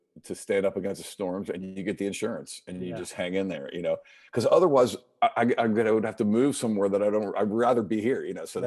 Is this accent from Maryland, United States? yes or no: yes; right outside Washington D.C., Maryland, United States; moved away as an adult; now in Charleston, United States; I grew up in Maryland, and right outside Washington D.C.